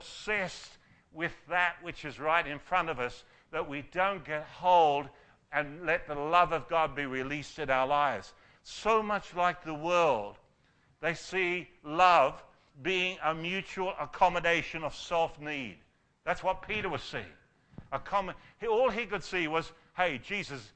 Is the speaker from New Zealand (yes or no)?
no; Australia; as Aussie men and women